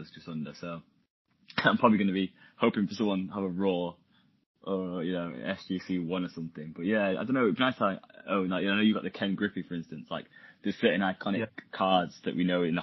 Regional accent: England, United Kingdom; I'm English

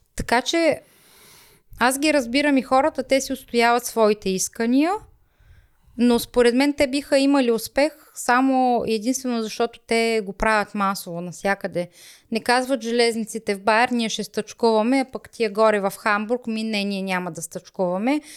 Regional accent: Rhodope region, Bulgaria; accent: Rhodope dialect; now in Germany; Аз съм горда с моя си родопски диалект

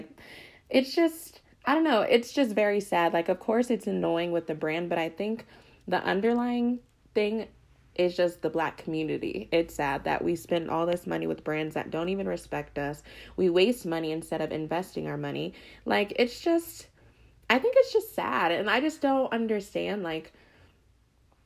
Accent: Colorado, United States; I grew up in Colorado

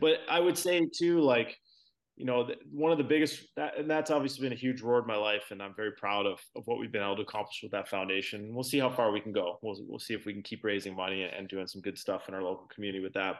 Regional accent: Brantford, Ontario, Canada; also born or lived in Toronto area; I was born in in Toronto area, but I grew up in Brantford, which is about an hour from Toronto

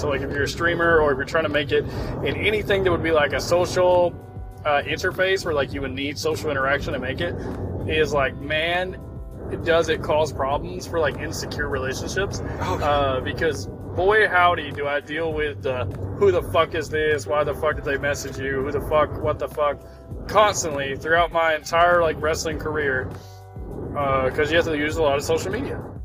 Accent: Fort Oglethorpe, Georgia, United States; I'm from Fort Oglethorpe, Georgia

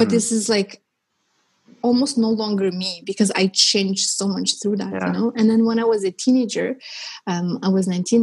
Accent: Armenia; moved away; I was born in Armenia and it was part of the Soviet Union. And so I was growing up in the Soviet Union

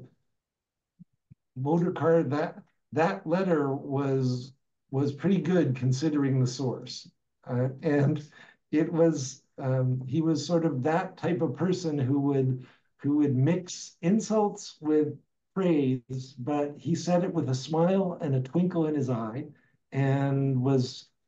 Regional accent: Alberta, Canada; moved away; I grew up in Alberta

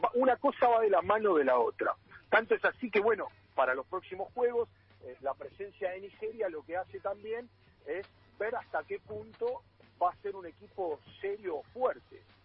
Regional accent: Argentina

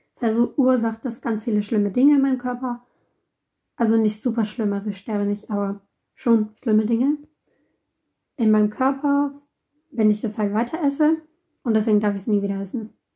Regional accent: Italy; ich komme aus Italien. Meine Eltern sind Italiener.

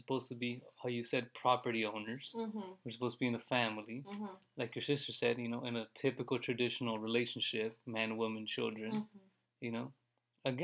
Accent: United States; I'm American, my mom was born here.

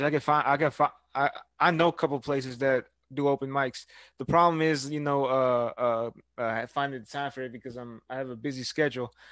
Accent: Houston, Texas, United States; now in Brenham, United States; I go to Blinn College, but I grew up in Houston

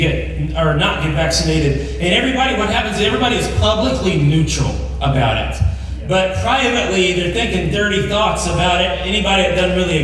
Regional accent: Douglas, United States; moved away; I'm from Douglas. I grew up in a town that got a blinking yellow light in the 5th grade

